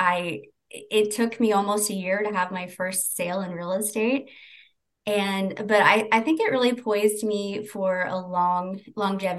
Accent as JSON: {"language": "English", "town": "St. Joseph", "region": "Missouri", "country": "United States", "said": "I'm from St. Joseph"}